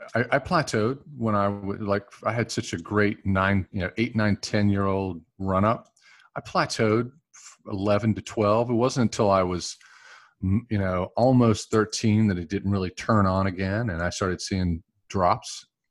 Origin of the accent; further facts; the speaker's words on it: Gastonia, North Carolina, United States; I grew up in Gastonia, North Carolina.